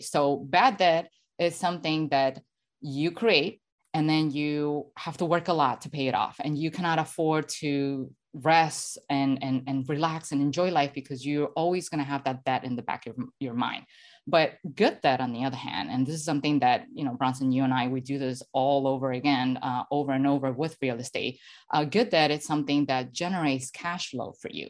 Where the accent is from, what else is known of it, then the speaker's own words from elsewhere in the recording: Venezuela; moved away; I'm originally from Venezuela